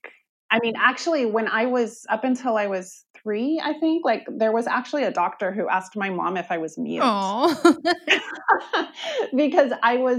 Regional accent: Olympia, Washington, United States; moved away as an adult; also born or lived in Portland; I grew up in Olympia in the 90s.

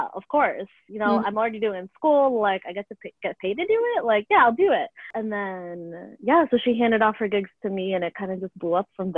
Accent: Lake in the Hills, Illinois, United States; also born or lived in Chicago; I grew up in Lake in the Hills, which is a northwest suburb about an hour and a half out of Chicago.

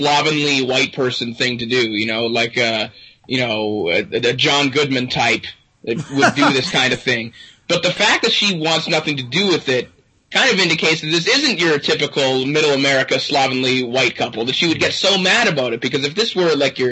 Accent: Kitchener, Ontario, Canada; moved away; my hometown of Kitchener

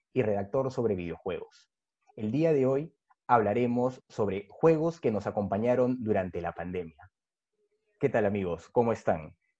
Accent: Peru; soy escritor peruano

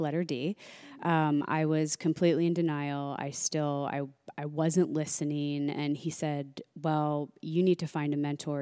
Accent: Pittsburgh, Pennsylvania, United States; moved away as an adult; also born or lived in New York; now in Los Angeles, United States; I'm originally from Pennsylvania

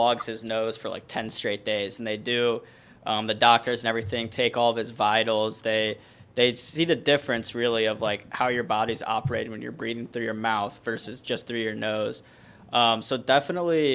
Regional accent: Missouri, United States; now in Detroit, United States; so we're in Detroit, so in the Midwest, but I'm from Missouri initially

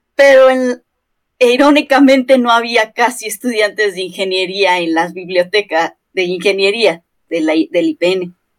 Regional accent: Mexico; aquí en México usamos la palabra de puto genio

